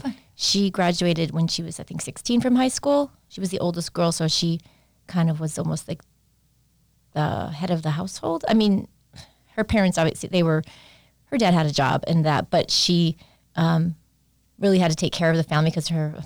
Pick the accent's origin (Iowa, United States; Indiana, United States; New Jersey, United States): Iowa, United States; Mitchell County, rural north central; now in Wisconsin, United States; I am from Iowa, rural Iowa, north central Iowa. So it's the black earth. I grew up on a farm.